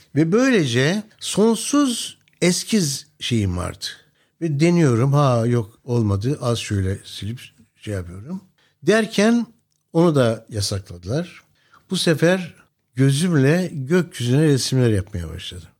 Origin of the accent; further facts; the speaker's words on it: Gülnar, Mersin, Turkey; Benim doğup büyüdüğüm yer Taşeli Platosu. Mersin'in Gülnar kasabasında.